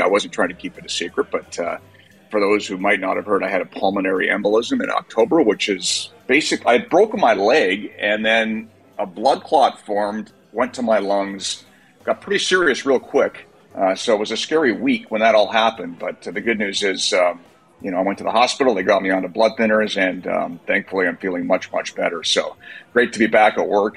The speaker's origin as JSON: {"language": "English", "town": "Kelowna", "region": "British Columbia", "country": "Canada", "tie": "born or raised there", "said": "I grew up in BC"}